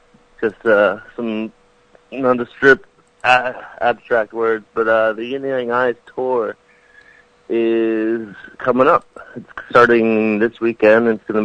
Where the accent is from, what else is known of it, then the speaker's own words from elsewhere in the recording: Philadelphia, Pennsylvania, United States; We're from Philadelphia, Pennsylvania.